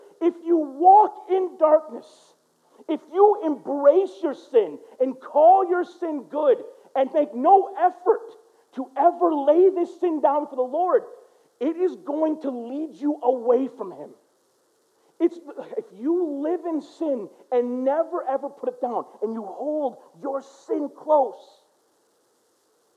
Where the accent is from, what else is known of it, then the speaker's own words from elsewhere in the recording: United States; I'm American through and through